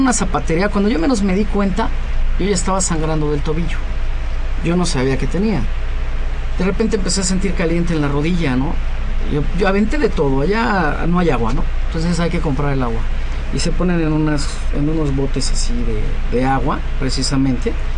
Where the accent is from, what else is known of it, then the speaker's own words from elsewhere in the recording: Mexico; yo creo en mi país, creo en México